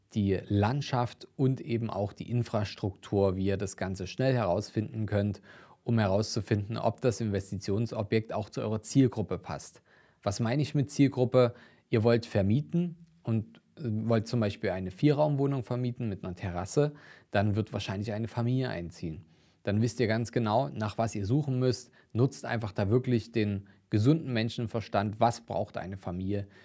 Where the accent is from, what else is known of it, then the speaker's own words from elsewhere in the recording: Dresden, Saxony, Germany; meine Heimat und auch einer meiner Lieblingsinvestitionsstandorte rund um Dresden